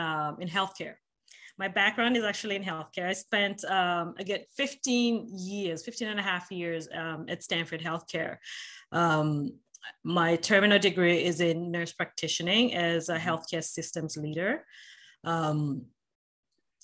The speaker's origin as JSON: {"language": "English", "region": "Nairobi", "country": "Kenya", "tie": "born or raised there", "moved": "yes", "said": "I'm a Kenyan American by birth, born and raised in Nairobi, Kenya"}